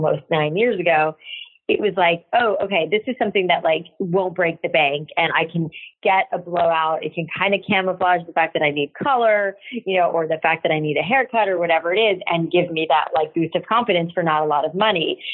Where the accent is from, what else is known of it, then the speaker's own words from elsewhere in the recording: South Florida, United States; I grew up in South Florida